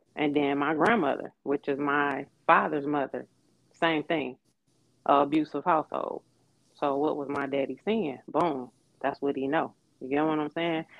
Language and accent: English; Detroit, Michigan, United States; moved away as an adult; also born or lived in Atlanta; I am from Detroit, Michigan. I was born and raised here.